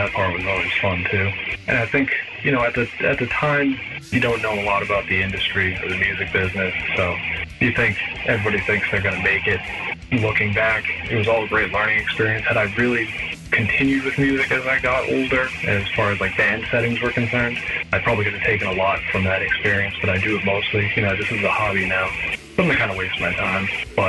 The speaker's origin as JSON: {"language": "English", "region": "Massachusetts", "country": "United States", "said": "I'm from Massachusetts."}